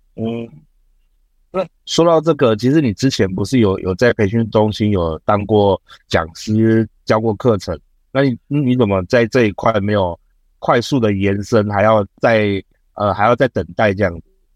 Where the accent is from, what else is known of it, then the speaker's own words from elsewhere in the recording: Taiwan; 像我们现在台湾人嘛